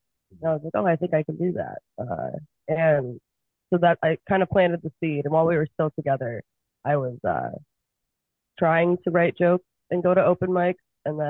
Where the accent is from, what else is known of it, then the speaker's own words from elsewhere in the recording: Michigan, United States; 4 or 5 months on, 8 months off in Michigan, especially. I'm from Michigan.